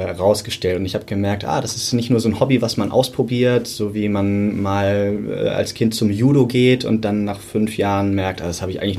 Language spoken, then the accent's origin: German; Hamburg, Germany; Ich komme aus Hamburg